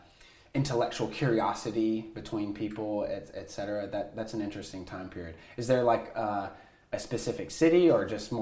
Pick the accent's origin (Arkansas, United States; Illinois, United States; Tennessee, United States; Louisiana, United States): Tennessee, United States; I grew up Southern Baptist in Tennessee.